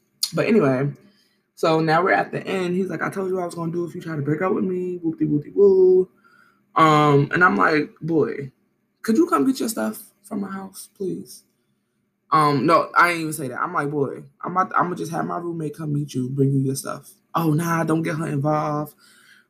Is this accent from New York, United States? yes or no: yes; New York City, New York, United States; I grew up in Brooklyn